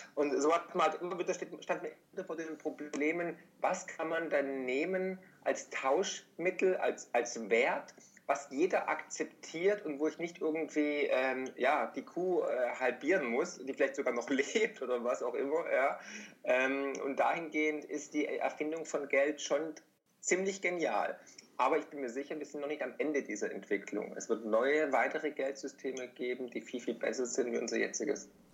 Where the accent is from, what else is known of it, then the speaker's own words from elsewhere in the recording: Swabia, Germany; als Schwabe